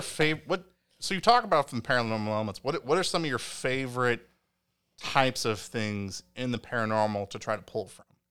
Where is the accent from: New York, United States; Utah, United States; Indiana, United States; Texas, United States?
Indiana, United States; Evansville; I've lived in Evansville since I was born in Evansville